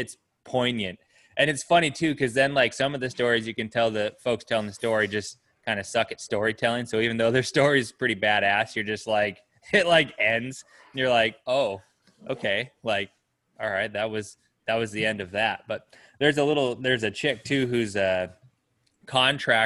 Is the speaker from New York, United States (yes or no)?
no; Pinedale, Wyoming, United States; when I was growing up in Pinedale